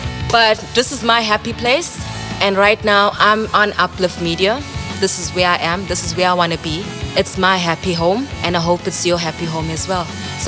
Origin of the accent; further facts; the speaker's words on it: Sydney, New South Wales, Australia; I'm from Sydney.